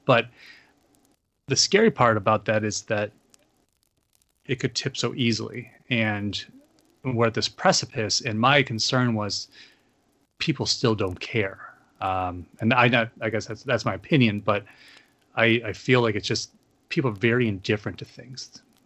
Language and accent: English; Olean, New York, United States; moved away; where I grew up in Olean, that area is, is the foothills of the Appalachian Mountains